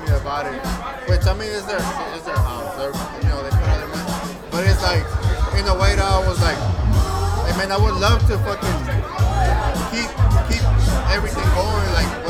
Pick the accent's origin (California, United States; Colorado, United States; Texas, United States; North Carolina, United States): Texas, United States; Houston; I grew up in fucking, I was raised in Second Ward, you know, from fucking Canal to fucking Lina's by Lina's Barbecue, and then Godwin. So that's where I stayed the most, Godwin.